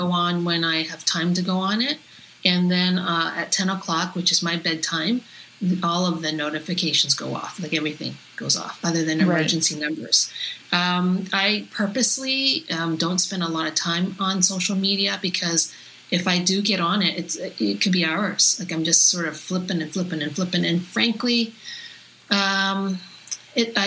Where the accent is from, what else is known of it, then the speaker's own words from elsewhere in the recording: Toronto, Ontario, Canada; I grew up in North York in the 70s and very, very white neighborhood.